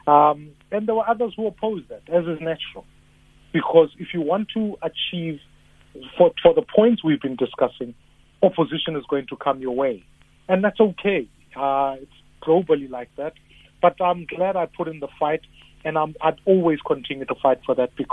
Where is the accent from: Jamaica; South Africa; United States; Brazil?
South Africa; as a South African who's married in a mixed marriage